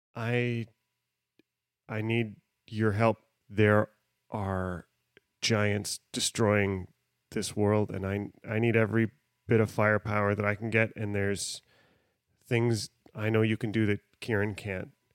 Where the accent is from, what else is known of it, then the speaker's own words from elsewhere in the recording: Western Canada, Canada; I'm from the West